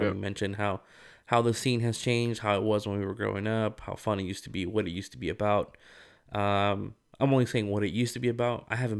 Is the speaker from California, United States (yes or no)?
yes; Rialto, California, United States; Like, this is how I grew up. This is how mm-hmm. we say it. Like, you know, I'm from Rialto.